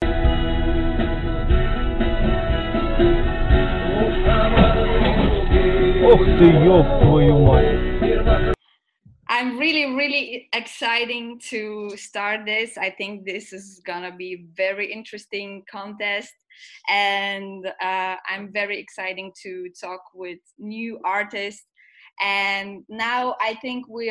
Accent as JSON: {"language": "English", "country": "Lithuania", "moved": "yes", "lives_now": "Belgium", "said": "So I'm from Lithuania. 8 years ago I came to Belgium."}